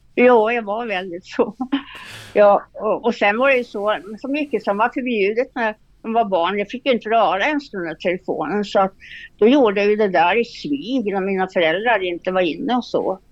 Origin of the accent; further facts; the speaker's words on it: Norrbotten County, Sweden; now in Östersund, Sweden; jag kommer från en liten by faktiskt uppe i Norrbotten